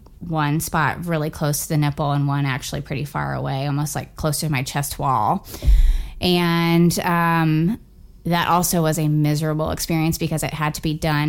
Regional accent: Florida, United States; moved away as an adult; now in Indiana, United States; I am originally from Florida. My husband and I moved here almost 2 years ago in December.

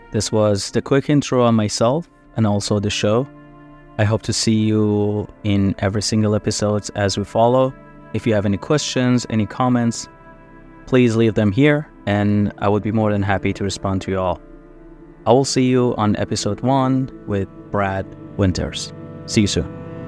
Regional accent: Iran; moved away; born and raised in Iran.

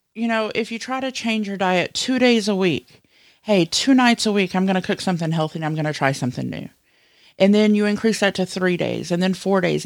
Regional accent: the South, United States; I was raised in the South, and as a kid, I was blessed to not have to go to daycare

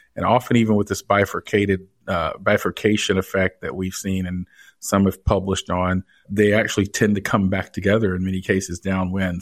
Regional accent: Canton, Georgia, United States; I grew up in, uh, suburban Atlanta. Uh, in fact, it was rural Georgia at that point. It's a little town north of Atlanta called Canton, Georgia

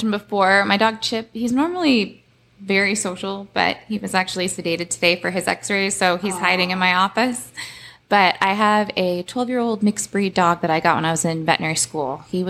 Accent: Cape Cod, Massachusetts, United States; I grew up on the Cape. I love the water and the ocean.

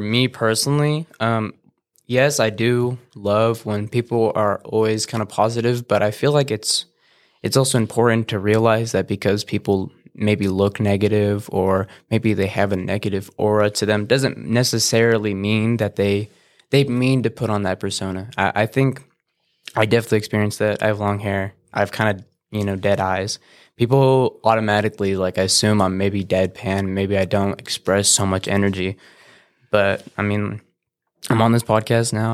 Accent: Banning, California, United States; also born or lived in Beaumont, California; I've pretty much been born and raised here

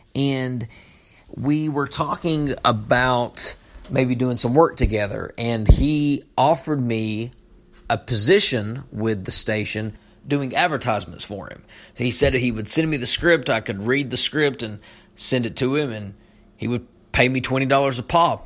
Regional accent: Knott County, Kentucky, United States; moved away; I'm from Knott County

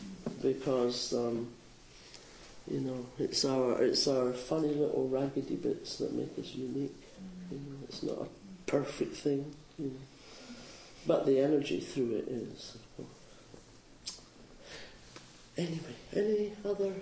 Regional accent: Scotland, United Kingdom; now in Bay Area, United States; I'm Scottish

